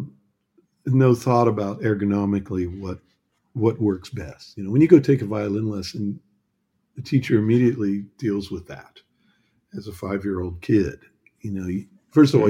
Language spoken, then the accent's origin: English; United States; now in Germany; being an American